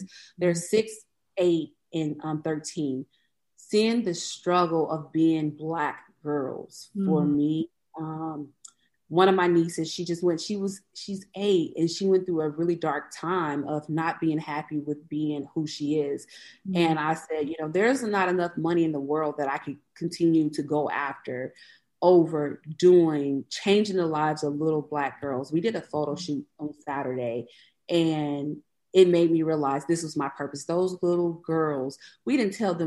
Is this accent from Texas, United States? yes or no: no; Biloxi, Mississippi, United States; moved away; I'm originally from Biloxi, Mississippi.